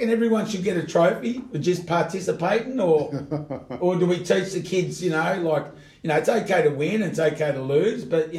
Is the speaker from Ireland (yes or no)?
no; Australia; I grew up in Australia, but because I had Italian parents, and I chose to play footy instead of soccer